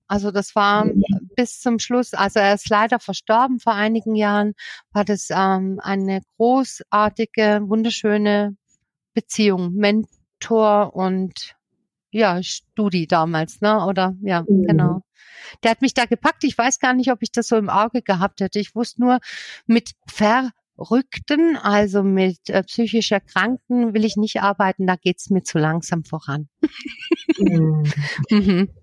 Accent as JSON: {"language": "German", "region": "Southern Germany", "country": "Germany", "tie": "born or raised there", "also_born_or_lived": "Berlin / Ruhr area", "moved": "as an adult", "said": "von hier unten in Süddeutschland, von meiner Heimat"}